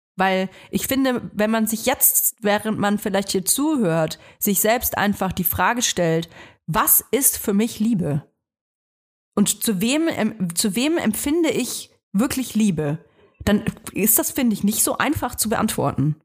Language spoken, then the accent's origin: German; Germany; ich bin nun mal hier in Deutschland geboren